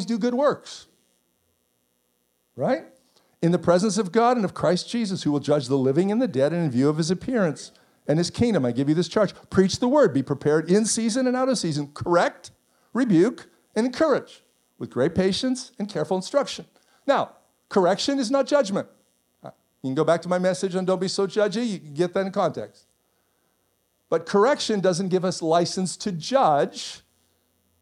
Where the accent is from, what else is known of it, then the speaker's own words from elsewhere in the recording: Canada; I'm Canadian